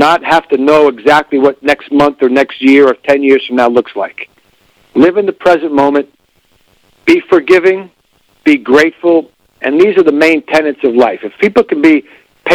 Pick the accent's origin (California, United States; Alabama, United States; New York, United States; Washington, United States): New York, United States; New York City; moved away as an adult; also born or lived in La Crosse, Wisconsin; now in Eau Claire, United States; I grew up in the Bronx, New York